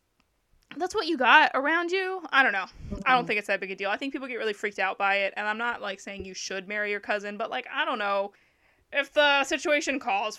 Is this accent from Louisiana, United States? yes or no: yes; Louisiana, United States; I'm from Louisiana